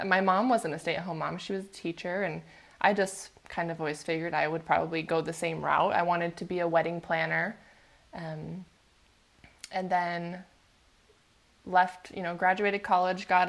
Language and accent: English; Puyallup, Washington, United States; also born or lived in Oregon; now in Port Angeles, United States; I grew up in Puyallup